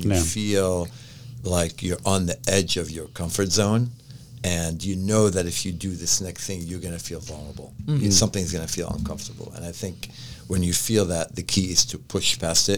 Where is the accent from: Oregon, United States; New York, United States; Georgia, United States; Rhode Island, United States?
New York, United States; also born or lived in Lebanon; I grew up most of my life in New York